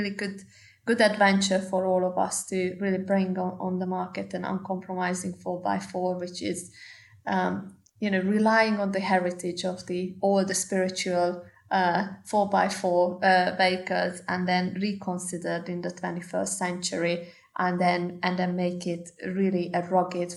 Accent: Hungary; moved away as an adult; now in United Kingdom; my home country in Hungary

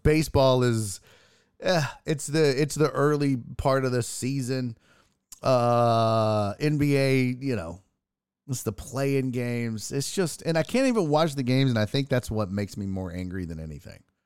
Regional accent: Houston, Texas, United States; I'm from Houston

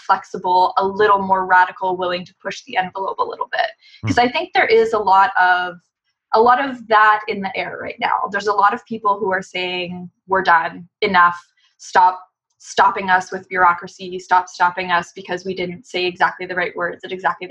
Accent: Canada; a Canadian labor unionist

